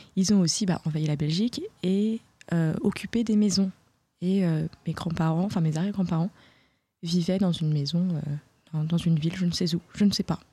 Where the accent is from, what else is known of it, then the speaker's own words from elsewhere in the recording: France; je suis française mais d'origine belge et hollandaise